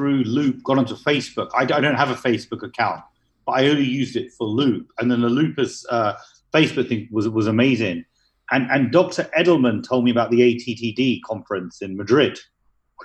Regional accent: United Kingdom; moved away as an adult; also born or lived in United Arab Emirates / Philadelphia; now in Dubai, United Arab Emirates; Although I'm of Indian origin, I was born in the UK, and I lived most of my life in the UK

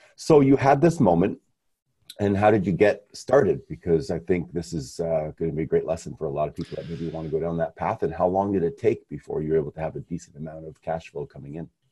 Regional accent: Montreal, Quebec, Canada; being Canadian, is in Canada, Montreal, where I come from

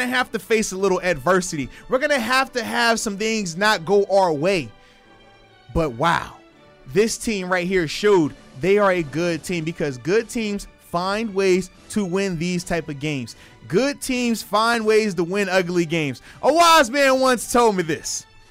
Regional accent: Virginia, United States; Tyrod is from my hometown. That's my guy. 757

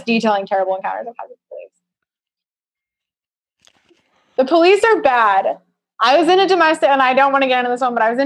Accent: Colorado, United States; moved away; in the town next to my hometown

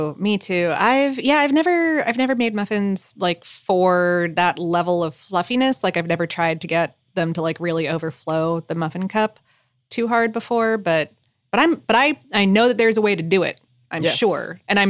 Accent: Toronto, Ontario, Canada; I'm from Toronto, and at the time muffins was growing in popularity, I was around 5, but I remember seeing them everywhere

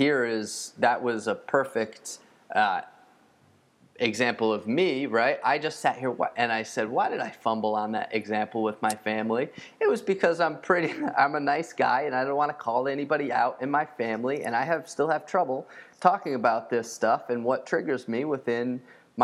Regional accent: United States; I'm American

